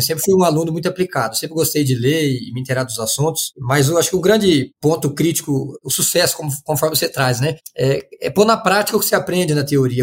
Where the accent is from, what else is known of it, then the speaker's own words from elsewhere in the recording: São José dos Quatro Marcos, Mato Grosso, Brazil; sou natural de São José dos Quatro Marcos, no Mato Grosso